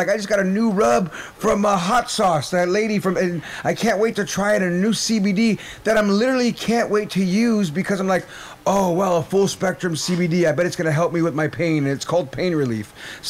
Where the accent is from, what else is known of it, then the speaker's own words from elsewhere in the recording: Nebraska, United States; Dope. I'm Winnebago from Nebraska.